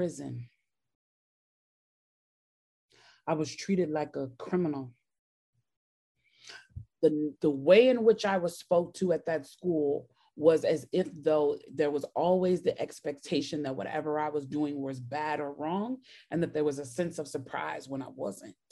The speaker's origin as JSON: {"language": "English", "town": "Chicago", "region": "Illinois", "country": "United States", "tie": "born or raised there", "moved": "yes", "lives_now": "Georgia, United States", "said": "I grew up in Chicago"}